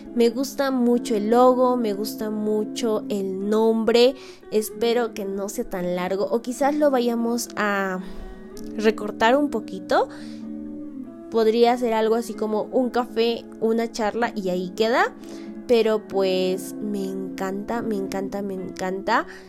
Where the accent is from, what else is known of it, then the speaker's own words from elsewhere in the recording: Peru; soy peruana de nacimiento y amante de mi cultura